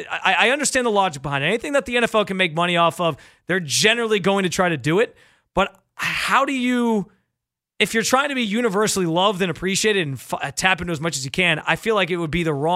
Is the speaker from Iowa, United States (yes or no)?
no; New York, United States; the Taco Bell in my hometown in north of Rochester, New York, the one that we used to go to like on any late night trips